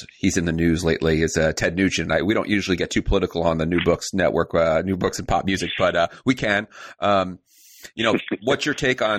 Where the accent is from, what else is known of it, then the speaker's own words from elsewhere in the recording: New York City, New York, United States; also born or lived in East Coast; now in Midwest, United States; I grew up in Queens when I was younger